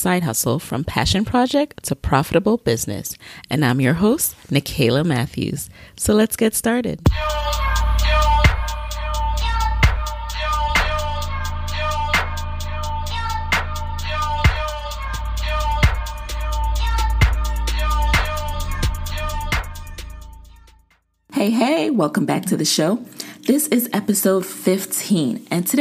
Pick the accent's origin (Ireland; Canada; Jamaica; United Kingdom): Jamaica; I'm Jamaican